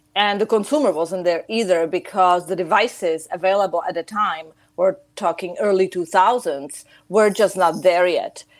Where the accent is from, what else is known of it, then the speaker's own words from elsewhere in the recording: Chicago, Illinois, United States; moved away as an adult; also born or lived in Czech Republic; now in Prague, Czech Republic; I've spent most of my life um, in Chicago, United States